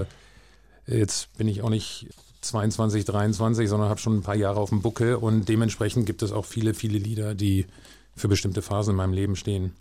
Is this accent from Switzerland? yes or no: no; Hanover, Lower Saxony, Germany; also born or lived in Barsinghausen; ich bin in Hannover aufgewachsen